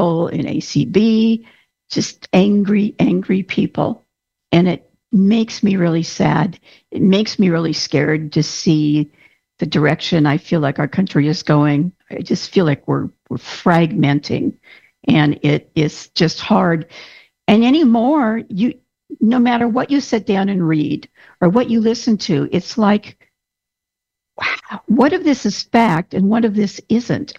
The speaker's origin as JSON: {"language": "English", "country": "United States", "said": "I'm an American"}